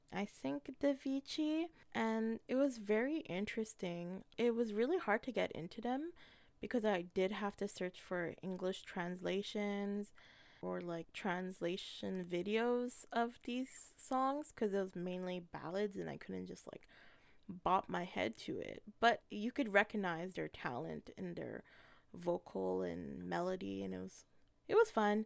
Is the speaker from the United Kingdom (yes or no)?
no; Canada; as a Filipino Canadian